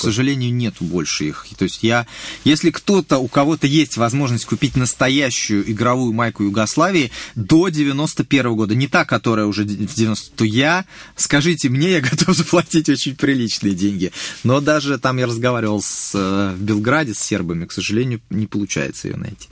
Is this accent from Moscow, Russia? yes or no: yes; Moscow, Russia; я еще просто вырос в центре, в Хамовниках